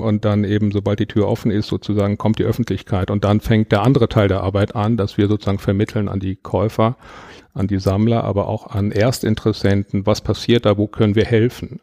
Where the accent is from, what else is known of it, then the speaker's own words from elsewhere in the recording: Würzburg, Bavaria, Germany; now in Munich, Germany; Ich bin in Würzburg geboren.